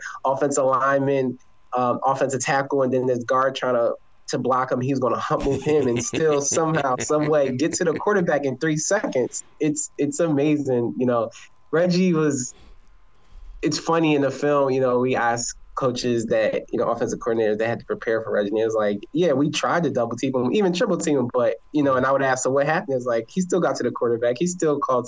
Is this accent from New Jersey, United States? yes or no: yes; New Jersey, United States; I grew up in South Jersey, about 25 minutes away from Philadelphia